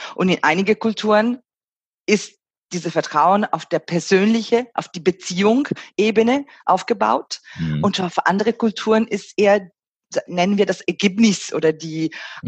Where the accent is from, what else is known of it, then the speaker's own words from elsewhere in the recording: Italy; moved away; meine Heimatland als Beispiel nehmen, äh, Italien